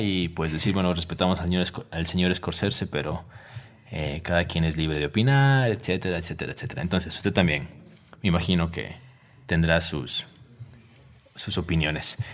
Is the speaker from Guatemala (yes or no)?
no; Ecuador; como ecuatoriano